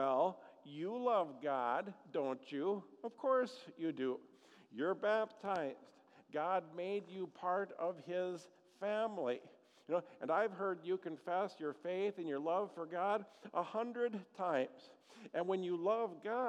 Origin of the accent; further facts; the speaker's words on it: Eagle River, Wisconsin, United States; growing up in Eagle River, Wisconsin